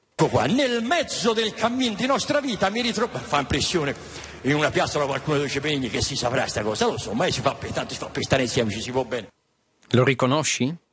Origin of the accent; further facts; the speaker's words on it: Netherlands; ik ben in Nederland opgegroeid